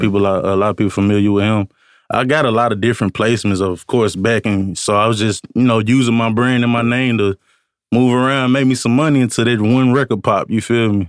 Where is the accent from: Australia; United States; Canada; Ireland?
United States; Columbia, Tennessee; moved away as an adult; now in Nashville, United States; I'm actually from Columbia, Tennessee.